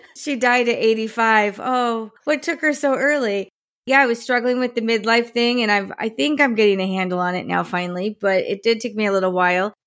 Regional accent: New Jersey, United States; I grew up in New Jersey

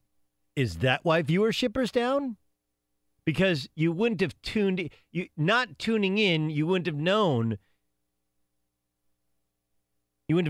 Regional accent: Southern California, United States; When I was a kid, I grew up in Southern California

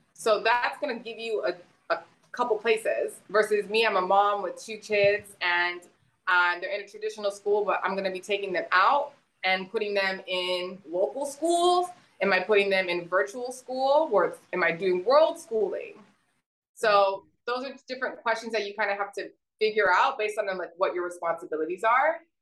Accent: South Texas, United States; moved away as an adult; I'm from South Texas. I'm a border kid.

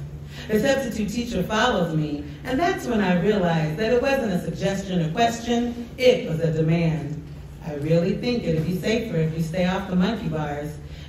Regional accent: Pacific Northwest, United States; Grew up in the Pacific Northwest, a place where rain falls more than sun shines. I'm from Douglas firs and pine trees, where we walk under waterfalls, drive up windy roads, and escape to the beaches on the Oregon coast.

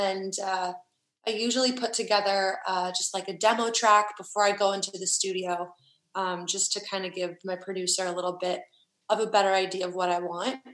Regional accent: Huntsville, Alabama, United States; now in Nashville, United States; my hometown is just small and tiny and everyone knows everyone and you know it's the kind of town where everyone knows your parents and what they do and every detail about your life and then moving to Nashville

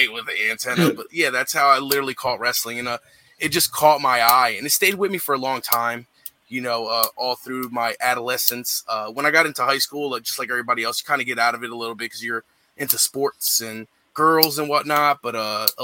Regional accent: New Jersey, United States; I'm from South Jersey, so like it was very local to me

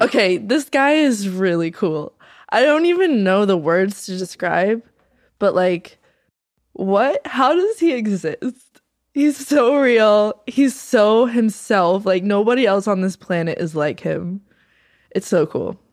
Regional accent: North Carolina, United States; moved away; I'm from North Carolina.

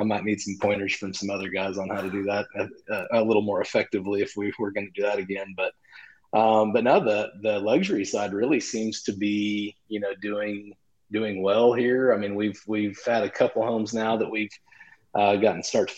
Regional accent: just outside of Oklahoma City, United States; my hometown, which is just outside of Oklahoma City

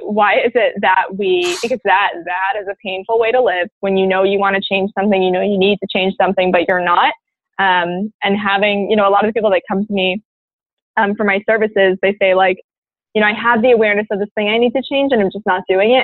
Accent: Maryland, United States; moved away as an adult; also born or lived in North Carolina; i grew up in a suburb in maryland and um, yeah i was there until i was 18

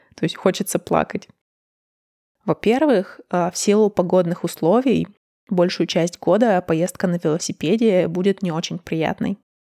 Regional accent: Urals, Russia; moved away as an adult; also born or lived in Moscow; доехать от Москвы до моего родного города на поезде занимает почти что сутки

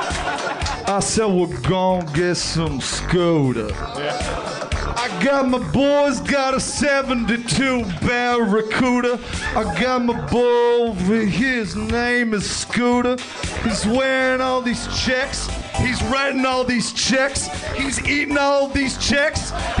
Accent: Paramus, New Jersey, United States; also born or lived in Manhattan, United States; I'm from Paramus, New Jersey, baby.

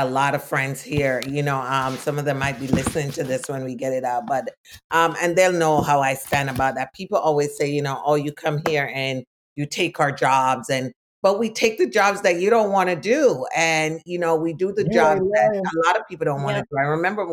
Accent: Jamaica; now in United States; I was born in Jamaica

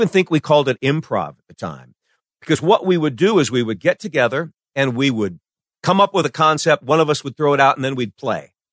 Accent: Iowa, United States; moved away; I grew up in Iowa where you send your box tops off to New York to get the secret Dakota ring.

